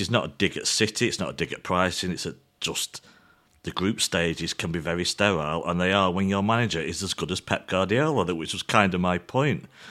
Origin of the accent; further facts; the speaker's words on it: England, United Kingdom; as an English fan